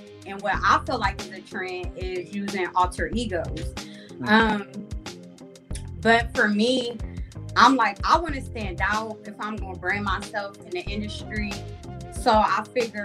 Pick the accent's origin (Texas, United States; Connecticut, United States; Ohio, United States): Ohio, United States; Columbus; I'm from Columbus, Ohio